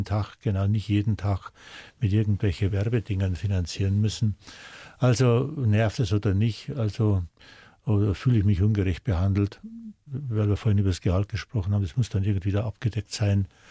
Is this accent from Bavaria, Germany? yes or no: yes; Arnbruck, Bavaria, Germany; born or raised there